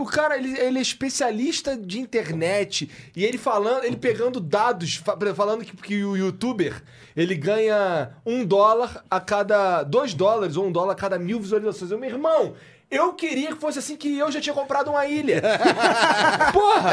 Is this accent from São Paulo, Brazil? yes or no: no; Rio de Janeiro, Brazil; moved away; eu sou carioca